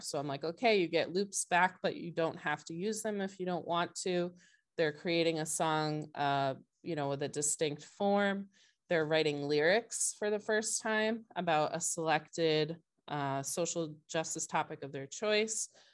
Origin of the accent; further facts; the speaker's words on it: Brewster, Massachusetts, United States; I grew up in Brewster, which is a little bit further out on the Cape